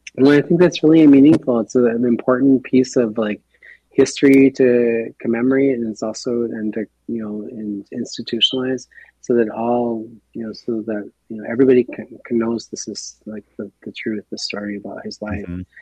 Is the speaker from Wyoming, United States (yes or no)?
no; Minneapolis, Minnesota, United States; moved away; being a young man, growing up in the Twin Cities